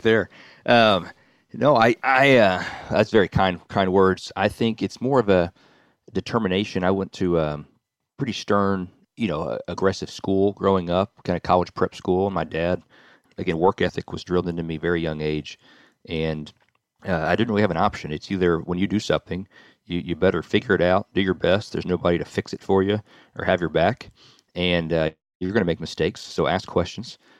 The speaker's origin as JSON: {"language": "English", "town": "Nashville", "region": "Tennessee", "country": "United States", "tie": "born or raised there", "said": "born and raised in Nashville, Tennessee"}